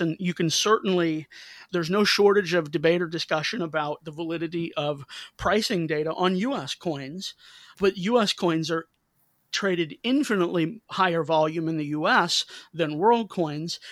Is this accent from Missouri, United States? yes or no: yes; St. Louis, Missouri, United States; I'm from Saint Louis, and in Saint Louis, baseball is darn near a state religion, and my family, we grew up rooting for the Cardinals